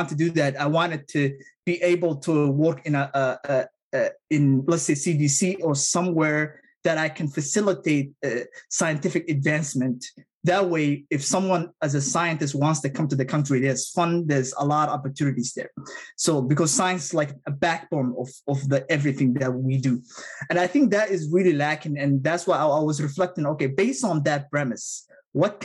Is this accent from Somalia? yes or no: yes; Somalia; English is a second language; also born or lived in Middle East; now in United States; my home country of Somalia